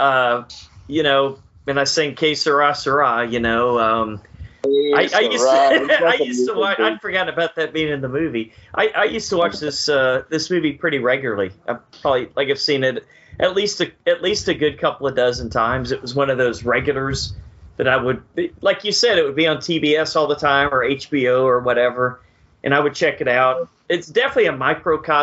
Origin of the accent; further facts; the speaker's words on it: Texas, United States; I went to school in a smaller town in Texas